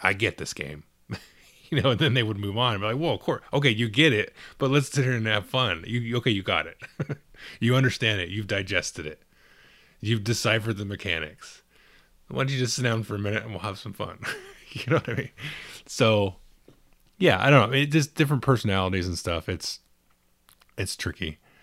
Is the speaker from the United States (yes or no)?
yes; Southern California, United States; I'm from Southern California